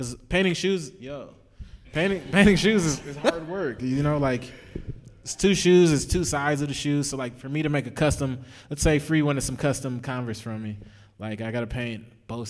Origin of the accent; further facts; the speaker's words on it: Texas, United States; moved away as an adult; now in Los Angeles, United States; I'm just like from Texas